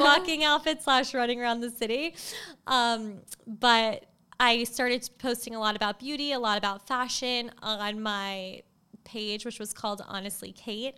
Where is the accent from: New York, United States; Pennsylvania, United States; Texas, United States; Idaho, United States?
New York, United States; Long Island; I was born in New York City, and then my parents moved, my brother and I at the time, to the North Shore of Long Island. So we grew up in Long Island